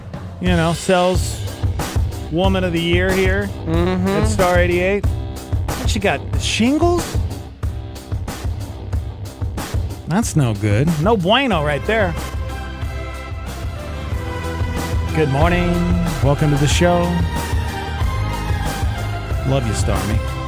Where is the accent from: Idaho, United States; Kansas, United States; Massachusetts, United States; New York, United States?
New York, United States; Brooklyn; also born or lived in Australia / New Jersey; I was raised in Brooklyn, moved to Australia for, you know, part of my childhood, but then moved back